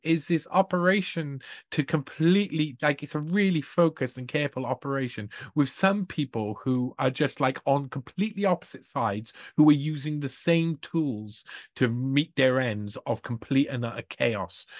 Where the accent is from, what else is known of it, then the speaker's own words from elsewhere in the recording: Wales, United Kingdom; I'm from Wales as well